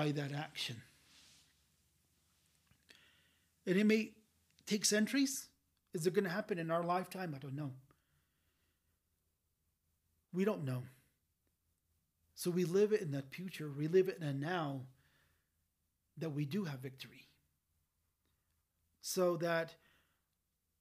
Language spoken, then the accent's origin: English; Laguna, New Mexico, United States; I have my little card that says I'm from Laguna